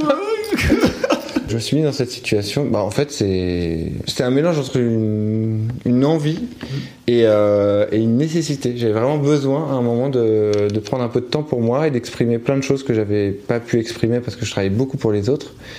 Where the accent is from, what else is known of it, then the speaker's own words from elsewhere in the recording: Paris, Île-de-France, France; on s'est installé dans un quartier de Paris près de Stalingrad. Et après, on a bougé juste à côté de Gare de l'Est.